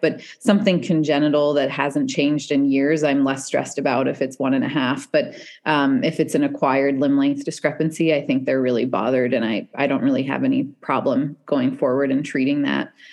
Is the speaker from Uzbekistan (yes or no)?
no; Canada; moved away; also born or lived in Seattle